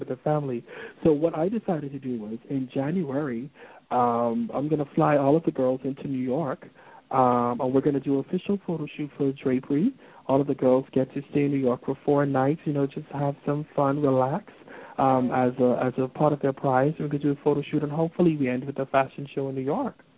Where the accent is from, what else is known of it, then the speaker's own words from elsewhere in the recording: Nassau, New Providence, Bahamas; here in my hometown, Nassau